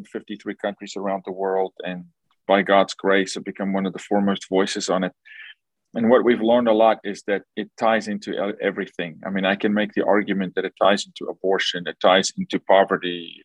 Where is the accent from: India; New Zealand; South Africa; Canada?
South Africa; Born and raised in South Africa by a single mom